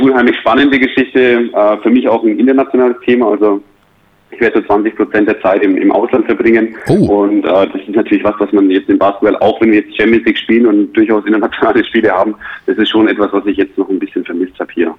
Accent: Ansbach, Bavaria, Germany; now in Bayreuth, Germany; meine Heimat, ich komme aus Ansbach ursprünglich, also aus äh, aus Mittelfranken

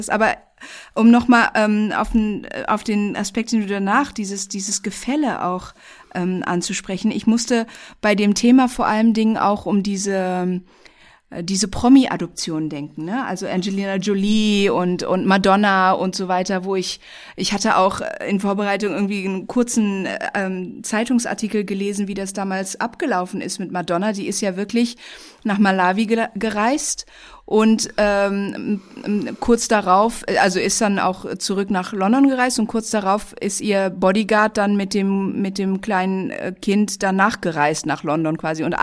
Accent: Indonesia; also born or lived in Germany; Äh, ich bin in Indonesien, in Deutschland und vielen Orten aufgewachsen

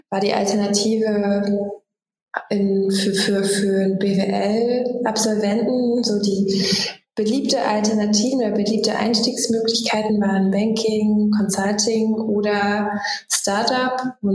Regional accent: Magdeburg, Saxony-Anhalt, Germany; born there; now in Berlin, Germany; wohne in Berlin, gebürtige Magdeburgerin

